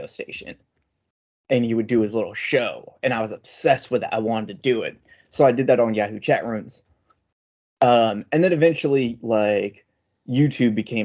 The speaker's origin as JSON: {"language": "English", "country": "United States", "said": "I'm the American version"}